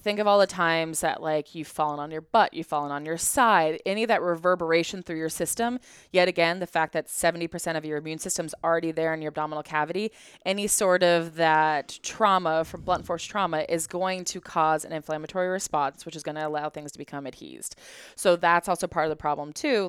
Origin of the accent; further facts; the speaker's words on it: Colorado, United States; I grew up in Colorado in a ski town